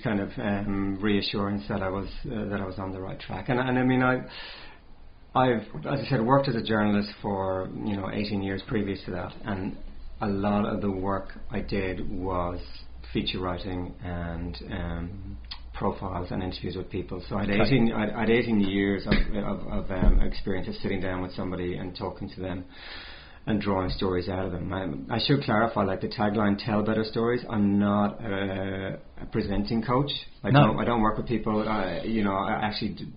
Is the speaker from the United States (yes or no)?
no; near Galway City, Connacht, Ireland; moved away as an adult; now in New Zealand; It's near Galway City in the west of Ireland.